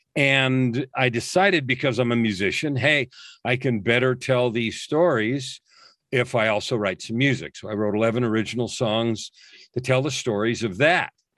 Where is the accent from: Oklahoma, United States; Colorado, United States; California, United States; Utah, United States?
California, United States; San Francisco Bay Area; I grew up in the San Francisco Bay Area.